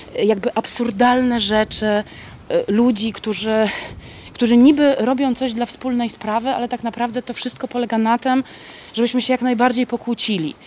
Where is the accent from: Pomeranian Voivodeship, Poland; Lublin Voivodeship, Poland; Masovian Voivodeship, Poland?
Pomeranian Voivodeship, Poland; Kashubia; Wychowałam się w domu kaszubskim